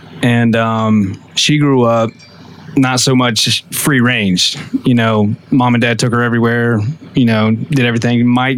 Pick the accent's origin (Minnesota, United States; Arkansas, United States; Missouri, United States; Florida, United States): Florida, United States; Ocoee; In Ocoee.